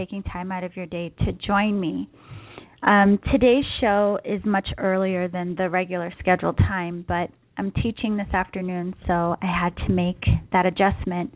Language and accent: English; East Coast, United States; now in San Diego, United States; I grew up on the East Coast